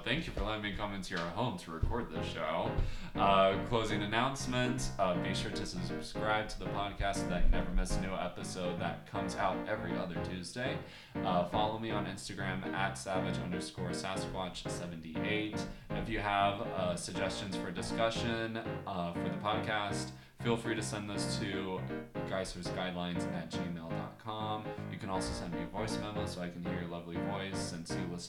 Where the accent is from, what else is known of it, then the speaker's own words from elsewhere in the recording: New Jersey, United States; because I'm from Jersey, so you know how it goes.